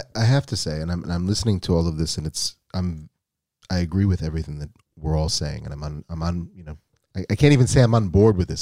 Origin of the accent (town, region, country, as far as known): United States; born or raised there